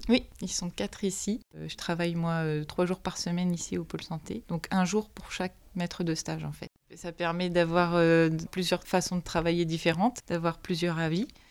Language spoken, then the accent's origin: French; Manche, Normandy, France; moi, je suis originaire de la Manche, un petit village à côté de l'Aïe du Puy. J'ai toujours voulu rester là